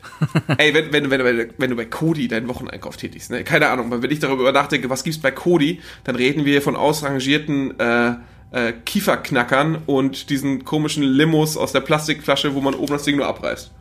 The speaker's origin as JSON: {"language": "German", "area": "the North", "region": "Northern Germany", "country": "Germany", "said": "bei uns im Norden"}